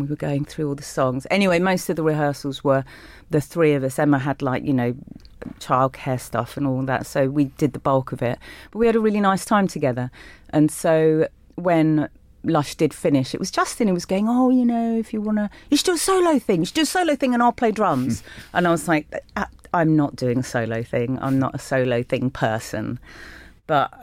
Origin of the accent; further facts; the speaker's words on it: London, United Kingdom; I did grow up in London, in Willesden